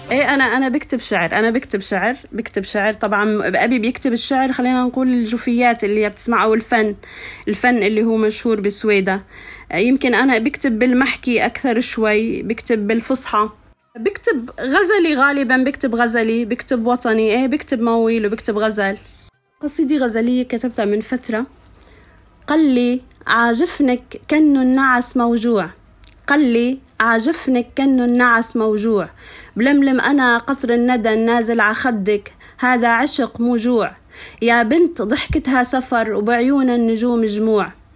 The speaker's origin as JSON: {"language": "Arabic", "town": "Anz", "region": "As-Suwayda Governorate", "country": "Syria", "tie": "born or raised there", "also_born_or_lived": "Kuwait / Damascus", "moved": "as an adult", "said": "انا ربيت بالريف بين مثلا صخور البازلت آه بين الناس الطيبين آه، ضيعتي ضيعتي جدا فيها يعني فلاحين"}